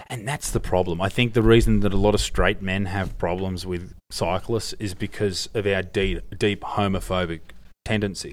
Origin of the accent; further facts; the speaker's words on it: Australia; as the Australian